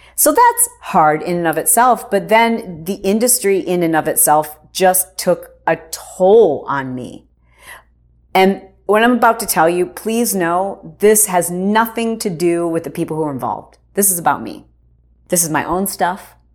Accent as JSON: {"language": "English", "region": "Michigan", "country": "United States", "tie": "born or raised there", "said": "I grew up in Michigan"}